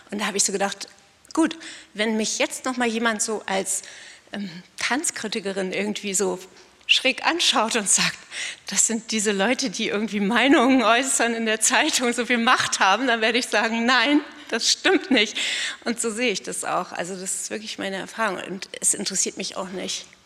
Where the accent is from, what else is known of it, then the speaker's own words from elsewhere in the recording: Northern Germany, Germany; Fand, ich bin Norddeutsche und da gab es diese ganzen großgewachsenen blonden Mädchen, die das unheimlich gut konnten, ich nicht.